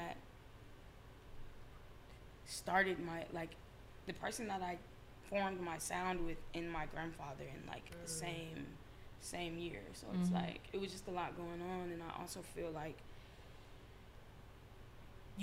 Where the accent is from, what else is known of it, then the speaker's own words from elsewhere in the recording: Chicago, Illinois, United States; moved away; I was raised in Chicago